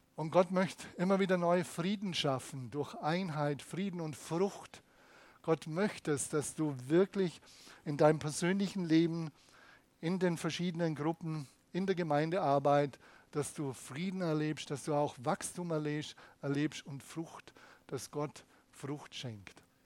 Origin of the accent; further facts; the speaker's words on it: Germany; bei uns in Deutschland